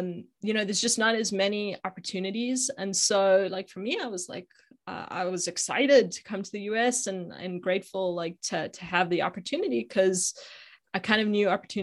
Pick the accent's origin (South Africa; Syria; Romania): South Africa; Johannesburg, Gauteng; now in United States; Yeah, so I grew up in South Africa. In Johannesburg, but have been in the US for 23 years, so I've been here a long time.